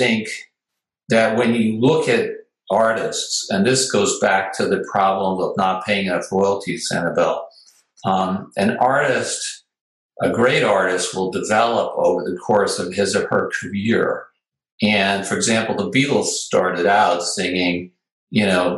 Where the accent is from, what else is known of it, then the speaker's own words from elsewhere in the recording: New York City, New York, United States; I grew up in New York City, in Manhattan, on the east side.